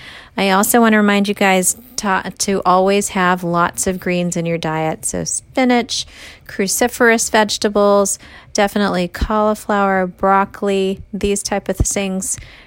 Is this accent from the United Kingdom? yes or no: no; India; Being an Indian girl, I love, love, love mango.